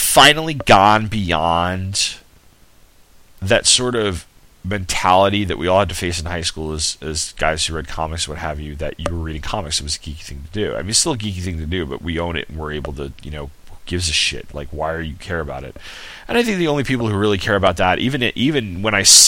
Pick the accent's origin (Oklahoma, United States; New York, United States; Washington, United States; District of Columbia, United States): New York, United States; Sayville; moved away; I'm from Sayville, New York, and Blue Point's two towns over